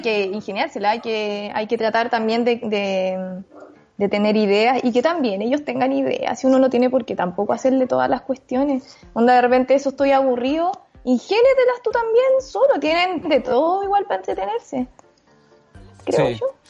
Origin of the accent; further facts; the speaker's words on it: Chile; como chilenos